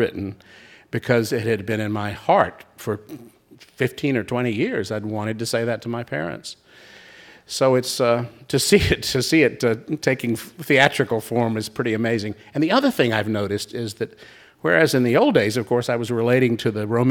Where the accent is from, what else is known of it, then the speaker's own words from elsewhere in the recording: Raleigh, North Carolina, United States; moved away; Raleigh, North Carolina, my hometown